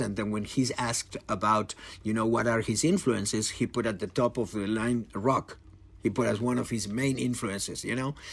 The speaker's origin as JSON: {"language": "English", "country": "Argentina", "said": "I come from Argentina"}